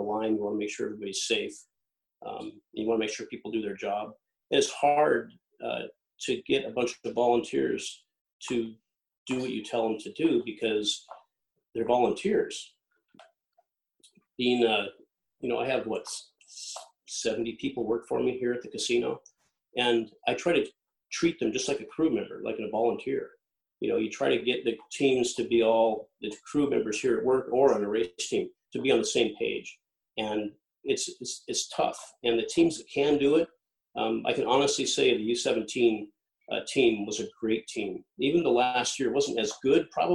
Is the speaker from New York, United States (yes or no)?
no; Lake Washington, United States; growing up on Lake Washington, pulling a boat and rowing a boat around the island